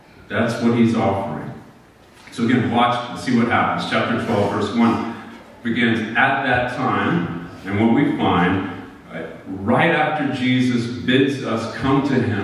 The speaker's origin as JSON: {"language": "English", "country": "United States"}